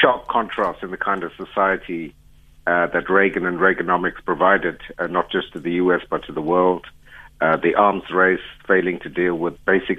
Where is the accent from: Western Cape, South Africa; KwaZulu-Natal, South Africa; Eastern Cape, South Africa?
KwaZulu-Natal, South Africa; Durban; Growing up in Durban